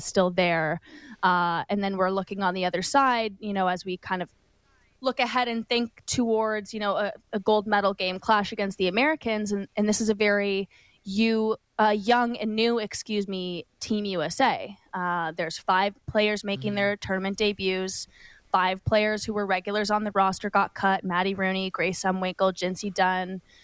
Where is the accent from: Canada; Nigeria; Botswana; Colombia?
Canada; I'm Canadian